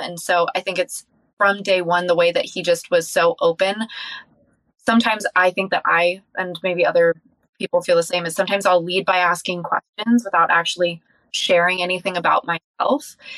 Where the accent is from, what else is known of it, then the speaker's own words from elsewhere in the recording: Encinitas, California, United States; I grew up in Encinitas, California